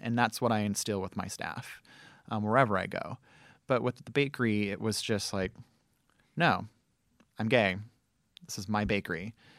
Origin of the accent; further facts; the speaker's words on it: Southern California, United States; moved away; also born or lived in Memphis; I grew up in Southern California